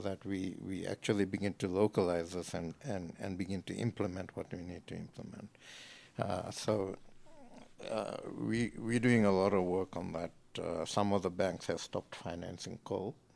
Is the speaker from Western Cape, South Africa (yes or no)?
no; Johannesburg, Gauteng, South Africa; born and bred Joburg.